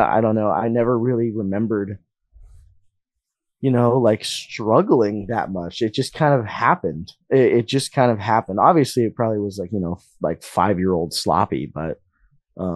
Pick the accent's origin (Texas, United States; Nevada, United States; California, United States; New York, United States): Nevada, United States; Las Vegas; I was born and raised in like downtown, like by like the east side, like the State Streets